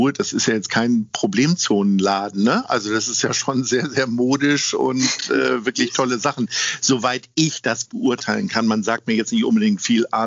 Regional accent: Lower Saxony, Germany; now in Hamburg, Germany; Ich komme ja nur aus Niedersachsen und komme nicht so weit rum, äh, bin ja hier in Hamburg leben geblieben.

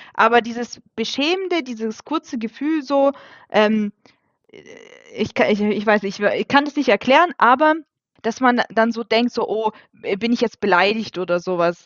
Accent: Germany; German is a second language; also born or lived in Kazakhstan; ich bin äh, Deutsche und ähm, aber eben halt mit russischen Wurzeln

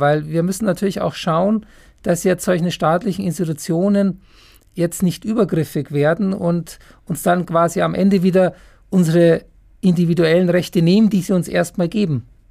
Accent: Germany; hier bei uns in Deutschland

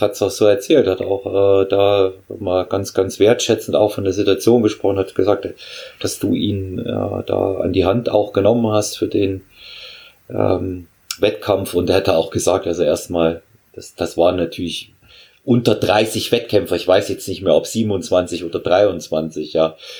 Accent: Germany; ich bin ebenfalls in der DDR aufgewachsen, auch zur Schule gegangen

